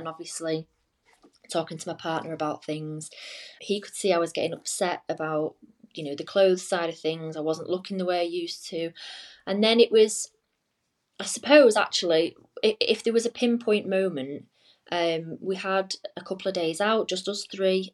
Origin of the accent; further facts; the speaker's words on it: just outside Manchester, Cheshire, North West England, United Kingdom; now in Leeds, United Kingdom; I'm originally from um, just outside Manchester, like Cheshire